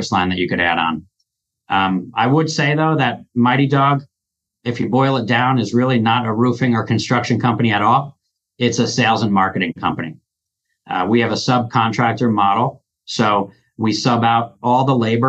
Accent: New Jersey, United States; moved away as an adult; now in Omaha, United States; I'm from New Jersey, born and raised

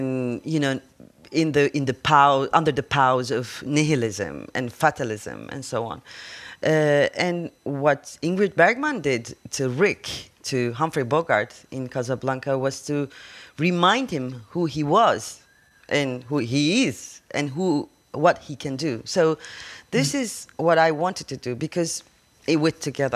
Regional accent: Turkey; I come from Turkey

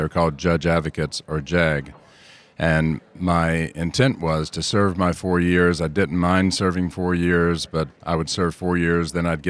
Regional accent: Georgia, United States; I'm from Georgia, and I actually requested an assignment in the southeast or southwest or somewhere overseas.

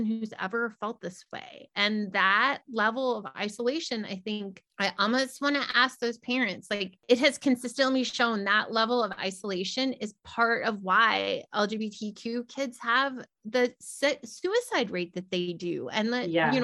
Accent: the South, United States; as a white person growing up in the South

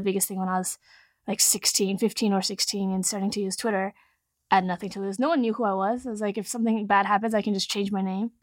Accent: Silicon Valley, California, United States; I grew up in Silicon Valley, was lucky enough to grow up here

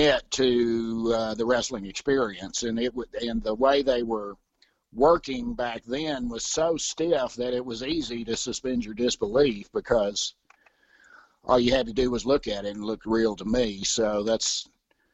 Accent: East Texas, United States; moved away as an adult; also born or lived in Austin, Texas / Dallas, Texas / Atlanta, Georgia; now in Denver, United States; East Texas originally

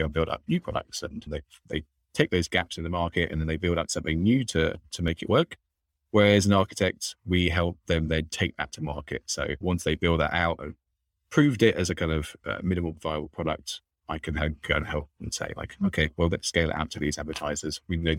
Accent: London, United Kingdom; accent: London; now in Austin, United States; I've got my London accent as well. I'm from London, but I am in Austin

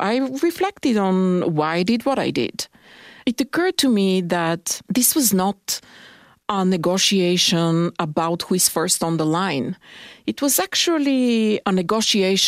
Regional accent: Bulgaria; moved away as an adult; also born or lived in United States; now in Canada; I was born and raised in Bulgaria. But I'm educated in the United States, and I have been living in Canada for the last 15 years

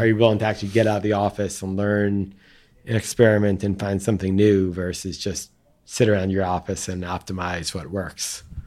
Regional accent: Long Island, New York, United States; the town I grew up in on Long Island

